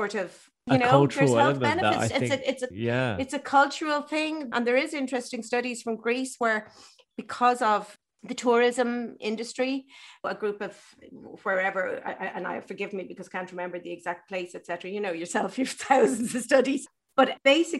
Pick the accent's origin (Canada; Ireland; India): Ireland; growing up in Ireland when I did